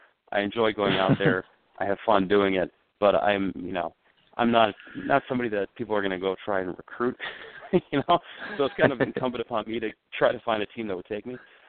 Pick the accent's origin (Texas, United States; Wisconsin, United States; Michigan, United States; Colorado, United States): Wisconsin, United States; now in Minnesota, United States; I came from Wisconsin, which has some amateur leagues, but it's not, it doesn't have the same level of organization that you find in Minnesota.